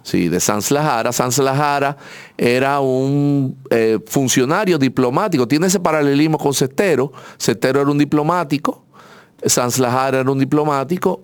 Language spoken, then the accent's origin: Spanish; Santo Domingo, Distrito Nacional, Dominican Republic; nosotros somos de aquí, de dos esquinas de acá